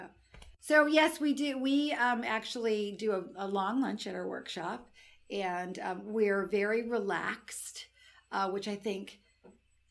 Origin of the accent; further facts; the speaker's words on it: United States; also born or lived in Alassio, Italy; now in Italy; I was La Americana for 7 years there